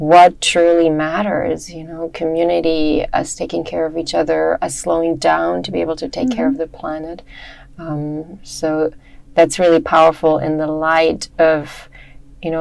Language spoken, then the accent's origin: English; Germany; moved away as an adult; also born or lived in Hawaii / United States; I grew up in Germany